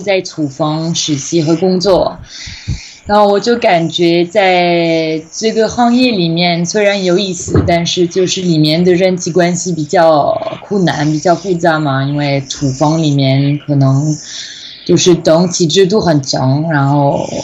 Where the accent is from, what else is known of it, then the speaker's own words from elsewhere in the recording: western France, France; Chinese is a second language; moved away as an adult; also born or lived in Taiwan / China; 我的老家，我在法国西部嘛，考进海边，有一个中文系，所以我就在高中的时候也其实其实学中文